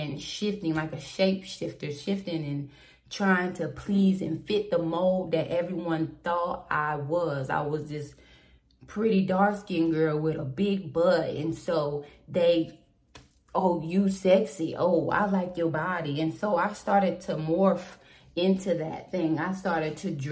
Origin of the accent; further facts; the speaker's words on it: Southport, North Carolina, United States; I am from Southport, North Carolina.